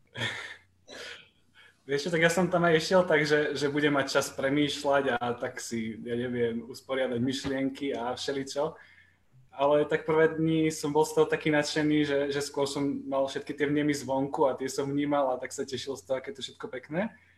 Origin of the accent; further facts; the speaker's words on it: Dolný Kubín, Žilina Region, Slovakia; moved away as an adult; now in Brno, Czech Republic; pochádzam z Dolného Kubína